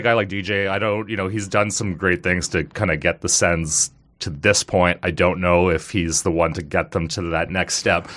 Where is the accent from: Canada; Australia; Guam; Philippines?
Canada; Kanata, Ontario; I grew up in Kanata, so I loved, like, as a kid going to Sundance Games was awesome